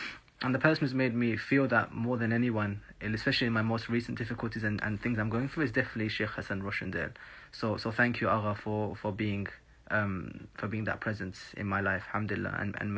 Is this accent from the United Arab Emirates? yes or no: yes; Dubai, United Arab Emirates; also born or lived in South London; So, before I was born in South London and I moved to Dubai.